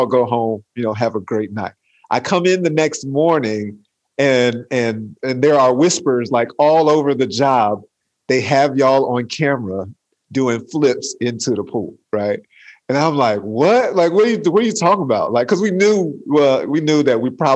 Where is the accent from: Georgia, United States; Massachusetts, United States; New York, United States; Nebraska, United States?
Georgia, United States; Atlanta; I'm from Atlanta